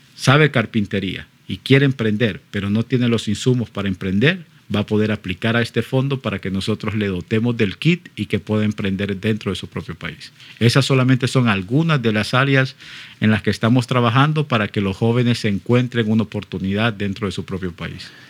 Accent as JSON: {"language": "Spanish", "country": "Honduras", "said": "como hondureño"}